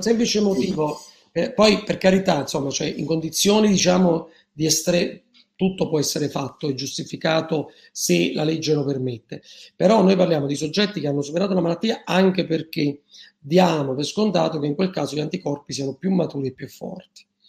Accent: Naples, Campania, Italy; io sono partenopeo

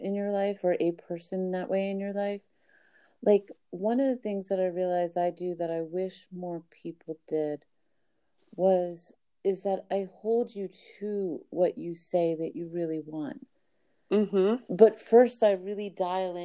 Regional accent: Miami, Florida, United States; I was brought up in Miami, Florida.

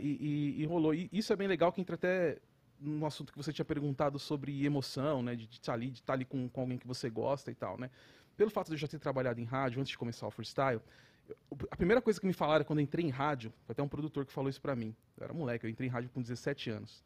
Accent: São Paulo, Brazil; sou da Zona Oeste

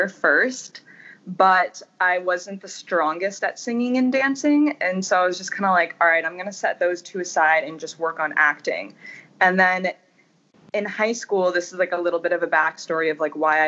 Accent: United States; moved away as an adult; also born or lived in Ohio / Florida; now in Los Angeles, United States; I grew up in Ohio and in Florida about half time in each place.

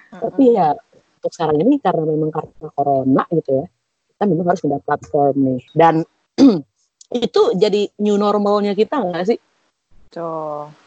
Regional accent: Jakarta, Indonesia; Ya kebetulan kita tuh berlima kan emang ya ya lahir dan besar di Jakarta gitu ya.

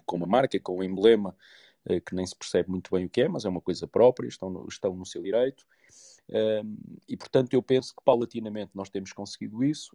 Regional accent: Porto, Norte, Portugal; moved away as an adult; now in Lisbon, Portugal; sou da cidade do Porto. Vivi no Porto até aos 18, 19 anos e, e depois vim, vim para Lisboa

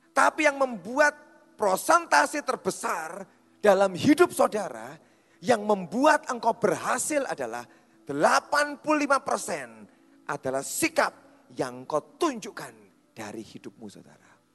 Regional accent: Java, Indonesia; Kita itu orang Jawa

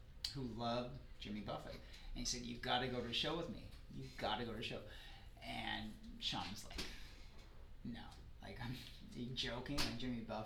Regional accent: Saskatchewan, Canada; also born or lived in Fergus, Ontario; I'm from Saskatchewan

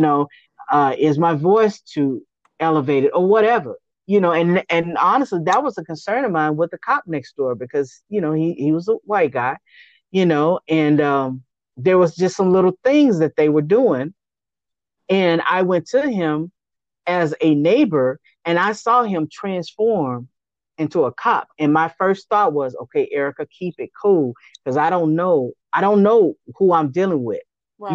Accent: Austin, Texas, United States; I was actually born and raised in Austin

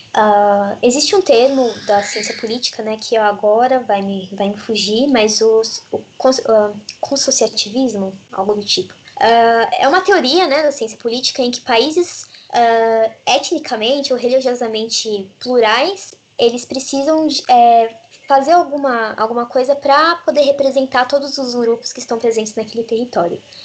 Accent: Brazil; eu cresci eu, no, no Brasil

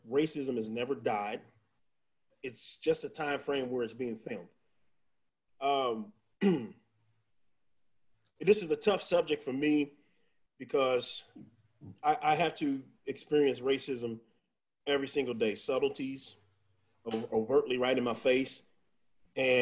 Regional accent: Missouri, United States; now in Texas, United States; I'm from Missouri

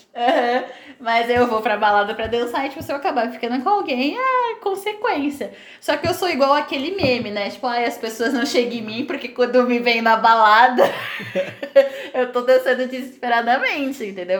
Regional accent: Itapecerica da Serra, São Paulo, Brazil; also born or lived in Goiânia; eu sou então. daqui de São Paulo, eu morava em Itapsirica. E eu morei um ano e meio em Goiânia, quando eu tinha uns 15, 16 anos

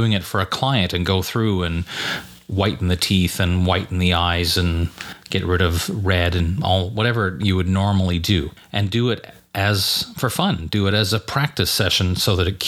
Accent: Montreal, Quebec, Canada; Growing up in Montreal and going to school in Quebec, where French was a requirement

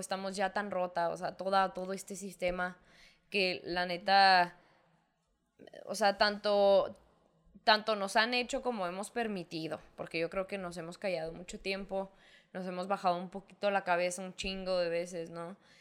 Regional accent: northern Mexico, Mexico; somos de la misma raza, somos mexicanos, somos hermanos

